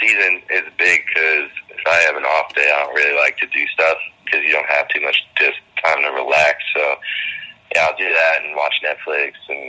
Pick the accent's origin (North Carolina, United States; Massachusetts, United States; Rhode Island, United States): Massachusetts, United States; Boston; born there; I was born in the Boston area, and all my family's Red Sox fans.